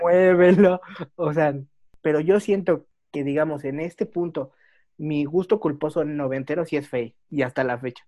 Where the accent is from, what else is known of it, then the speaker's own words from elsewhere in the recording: Mexico; los que somos mexicanos